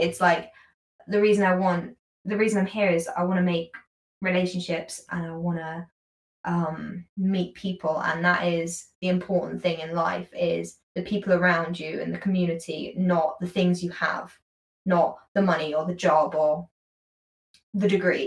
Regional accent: United Kingdom; accent: British; as a British person, as I say in my most British accent

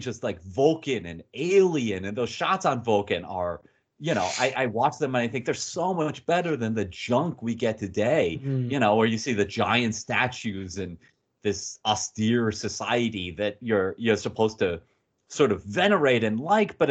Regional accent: United States; I'm an American

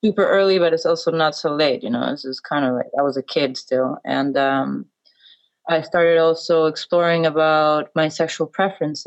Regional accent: Ecuador; English is a second language; moved away as an adult; also born or lived in United States; now in Berlin, Germany; I always felt very out of place there, always. I had a very strong desire to leave

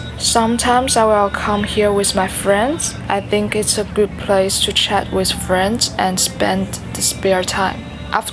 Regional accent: Shanghai, China; moved away; my hometown, Shanghai

